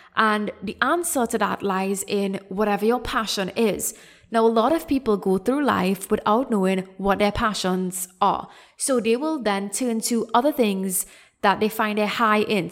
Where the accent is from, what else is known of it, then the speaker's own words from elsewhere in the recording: Trinidad & Tobago; moved away as an adult; also born or lived in Canada; I came back to Trinidad, which is my home country